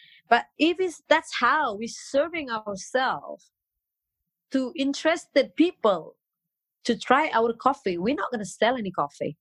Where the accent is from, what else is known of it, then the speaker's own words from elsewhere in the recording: Bali, Indonesia; English is a second language; also born or lived in Dubai; I'm 100% local. I'm from Bali